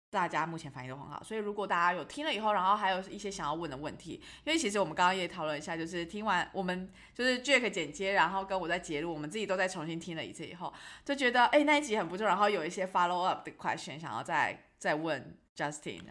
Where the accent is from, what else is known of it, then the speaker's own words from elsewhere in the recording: Taiwan; 他一知道我就台湾人